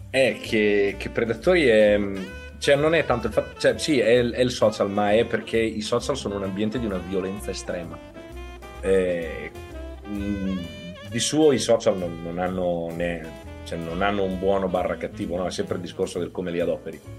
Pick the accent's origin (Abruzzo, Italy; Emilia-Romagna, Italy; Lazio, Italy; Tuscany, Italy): Emilia-Romagna, Italy; Ferrara; now in Veneto, Italy; Sono ferrarese, io sono di Ferrara. Sì, sì, sono originario di Ferrara, sono emiliano.